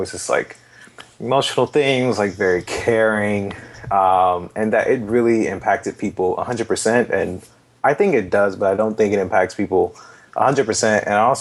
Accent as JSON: {"language": "English", "town": "Atlanta", "region": "Georgia", "country": "United States", "tie": "born or raised there", "said": "I'm originally from Atlanta. I've been here pretty much my whole life"}